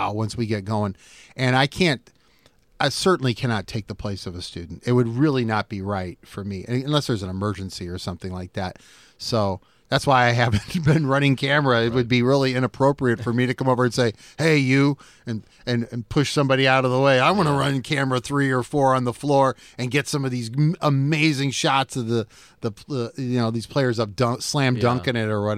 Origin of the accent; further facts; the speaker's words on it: Davenport, Iowa, United States; I grew up in Davenport. I saw Davenport. I'm 54 years old. I saw Davenport when it was a different city, much different today than it is today.